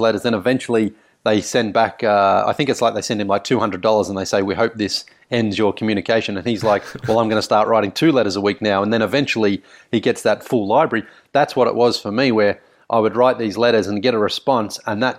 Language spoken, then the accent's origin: English; Sunbury, Victoria, Australia; basketball itself as a sport was quite big, I felt, growing up in Sunbury, certainly, and in Victoria